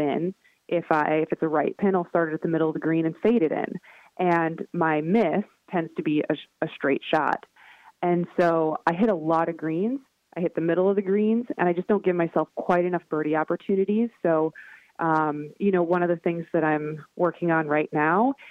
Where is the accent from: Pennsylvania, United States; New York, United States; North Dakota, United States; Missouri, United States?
North Dakota, United States; growing up in North Dakota in the wind